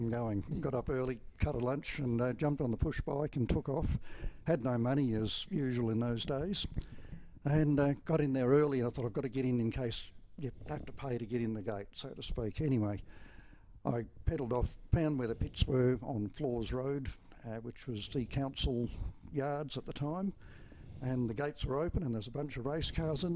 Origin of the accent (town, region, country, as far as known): Geraldton, Western Australia, Australia; born or raised there; also born or lived in Riverton, Western Australia